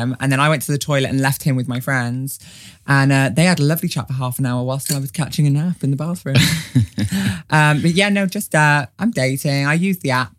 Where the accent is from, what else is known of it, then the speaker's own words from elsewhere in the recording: Wales, United Kingdom; now in London, United Kingdom; I'm Welsh